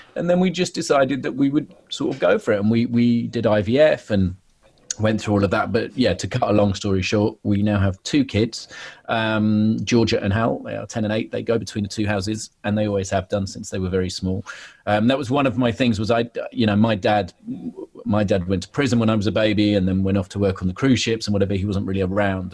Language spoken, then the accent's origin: English; London, United Kingdom; I was brought up in Soho